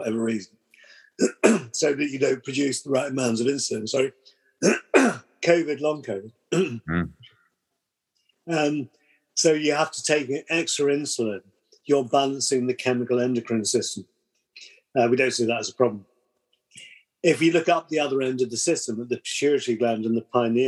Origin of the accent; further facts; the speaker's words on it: United Kingdom; we're British